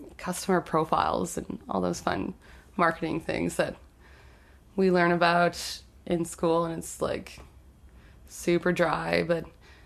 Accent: Winnipeg, Manitoba, Canada; growing up in St. Vital

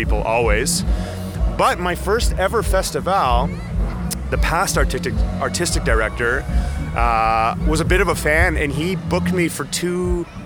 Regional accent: Winnipeg, Manitoba, Canada; I'm a guy from Winnipeg, musician, guitar player

